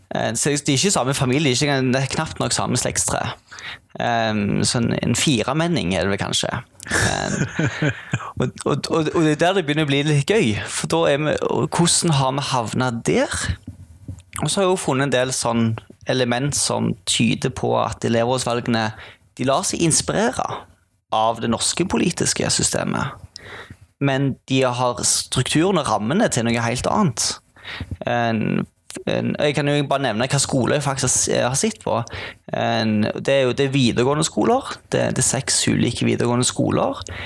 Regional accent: Sandnes, Rogaland, Norway; moved away as an adult; now in Bergen, Norway; jeg er jo ikke fra Bergen, jeg er fra Sandnes. Innflytta til Bergen

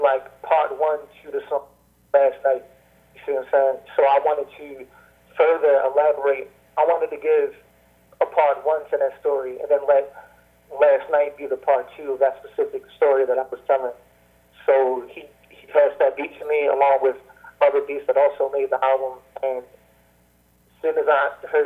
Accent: East Coast, United States; I'm from the East Coast

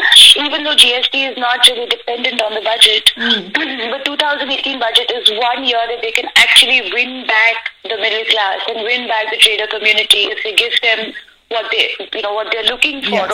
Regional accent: Jaipur, Rajasthan, India; Because I am from Jaipur, like my in-laws are from Jaipur.

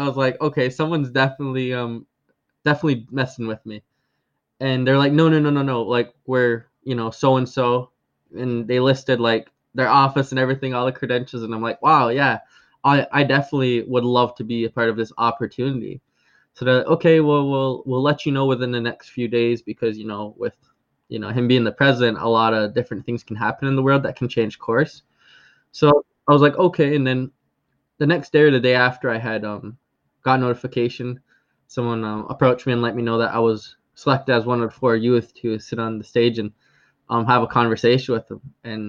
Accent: Akwesasne, New York, United States; I'm from the Akwesasne community, which actually straddles the U.S.-Canadian border, with it residing in New York State, as well as the province of Ontario and the province of Quebec.

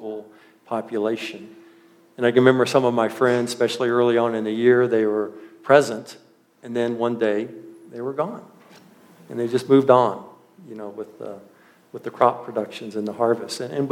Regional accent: central Washington, United States; now in Mancos, United States; I lived my early elementary years in a very small agricultural community, probably just a little bit bigger than Mancos in central Washington

